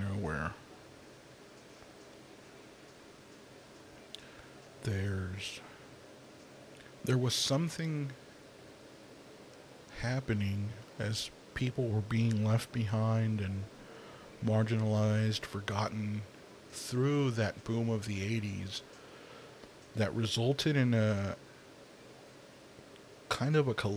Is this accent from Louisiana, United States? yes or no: no; Los Angeles, California, United States; I grew up here in Los Angeles